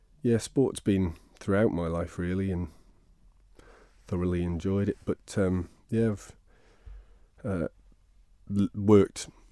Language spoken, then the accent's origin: English; Ramsey, Isle of Man; also born or lived in Laxey; But I grew up in Ramsey from seven, before that in Laxey.